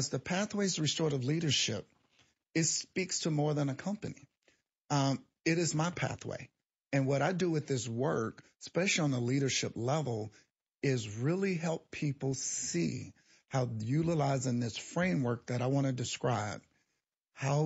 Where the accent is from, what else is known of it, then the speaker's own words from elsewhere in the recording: East St. Louis, Illinois, United States; I grew up in East St. Louis.